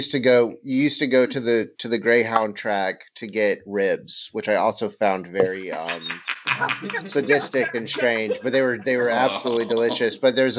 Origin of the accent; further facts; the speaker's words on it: Florida, United States; I grew up in Florida